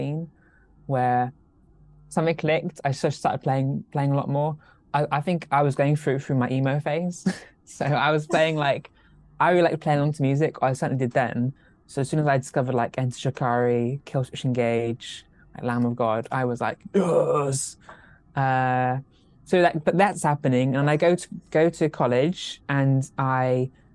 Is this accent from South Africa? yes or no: no; Cornwall, South West England, United Kingdom; I'm Cornish by birth